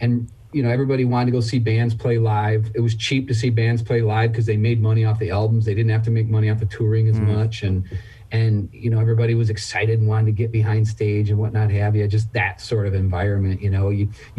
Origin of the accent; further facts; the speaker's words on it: Michigan, United States; I'm from Michigan